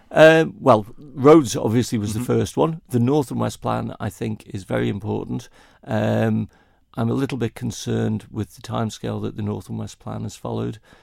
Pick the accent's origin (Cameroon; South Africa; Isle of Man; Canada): Isle of Man; Kirkmichael; also born or lived in Ramsey, Isle of Man; I was born and raised in Kirkmichael